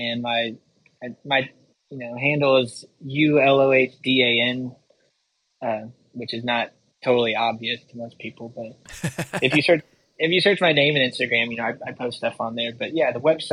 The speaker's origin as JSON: {"language": "English", "area": "Yakima Valley", "region": "Washington", "country": "United States", "tie": "born or raised there", "also_born_or_lived": "Asheville", "moved": "as an adult", "said": "I grew up in the Yakima Valley in Washington"}